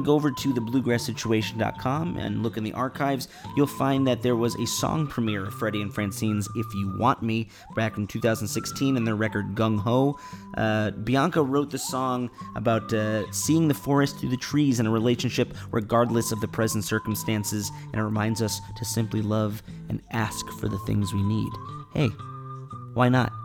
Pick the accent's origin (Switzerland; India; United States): United States; Chicago, Illinois; my hometown of Chicago